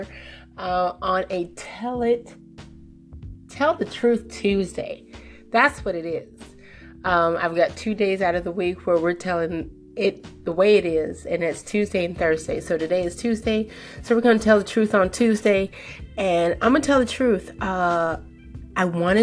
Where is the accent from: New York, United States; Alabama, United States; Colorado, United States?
Colorado, United States; my hometown of Colorado